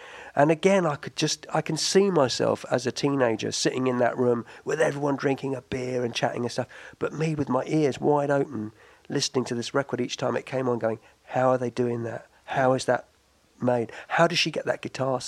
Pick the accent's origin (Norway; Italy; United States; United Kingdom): United Kingdom; London; Southwest London. I grew up in Barnes